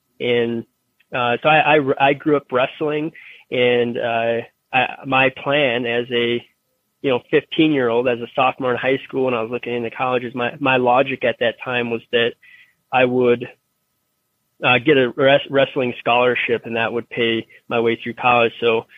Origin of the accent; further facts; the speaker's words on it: Denver, Colorado, United States; I'm originally from Denver, Colorado, and I went to school out of state. I went to Michigan State